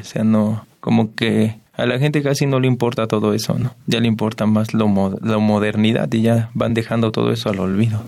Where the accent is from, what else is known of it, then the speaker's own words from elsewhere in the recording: State of Mexico, Mexico; yo nací aquí en el Estado de México